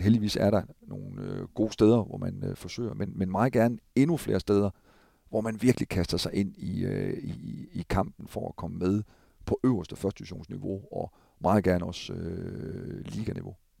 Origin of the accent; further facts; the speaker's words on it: Thisted, North Denmark Region, Denmark; Jeg kommer selv fra Tisted af.